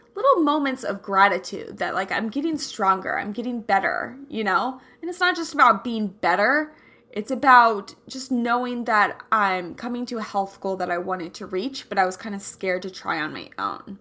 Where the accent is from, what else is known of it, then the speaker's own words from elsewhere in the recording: Kansas City, United States; I'm from Kansas City